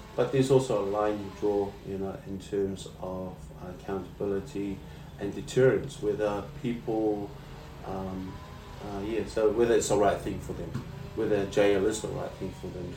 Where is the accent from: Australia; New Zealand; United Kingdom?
New Zealand; moved away as an adult; I was raised in New Zealand.